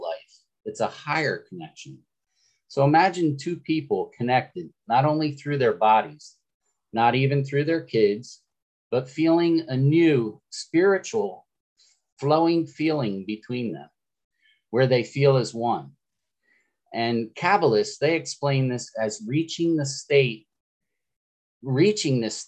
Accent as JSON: {"language": "English", "region": "Florida", "country": "United States", "said": "I'm from Florida"}